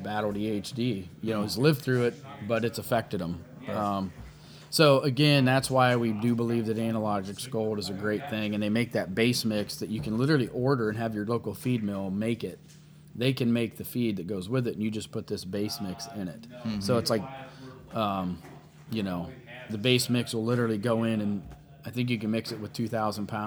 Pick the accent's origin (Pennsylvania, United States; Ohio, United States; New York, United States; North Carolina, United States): Ohio, United States; Windham; where I grew up in Windham, Ohio, there was a lot of swamps and marsh